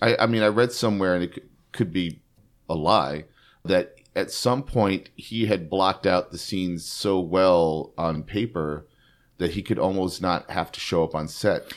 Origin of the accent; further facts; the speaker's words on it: New York City, New York, United States; growing up in New York City